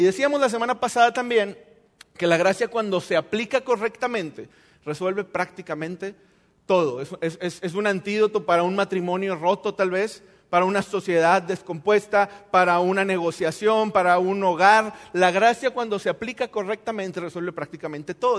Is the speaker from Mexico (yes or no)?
yes; Mexico; nosotros como buenos mexicanos